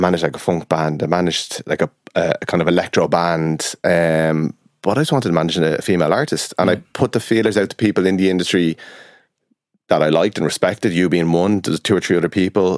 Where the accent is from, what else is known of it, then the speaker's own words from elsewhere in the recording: County Kildare, Ireland; So I'm from Kildare, so I managed a band from Naas at the time